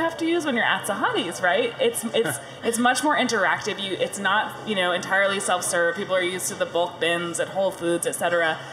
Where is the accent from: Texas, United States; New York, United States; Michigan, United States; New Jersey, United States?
New York, United States; New York City; I grew up in Carroll Gardens